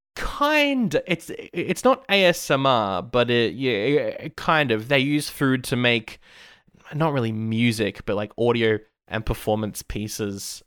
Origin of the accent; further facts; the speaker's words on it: Australia; I am Aussie